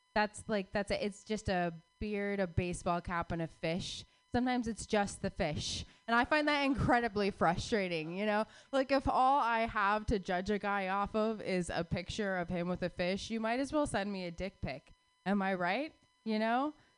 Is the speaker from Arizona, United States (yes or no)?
yes; Phoenix, Arizona, United States; I grew up in in Phoenix, Arizona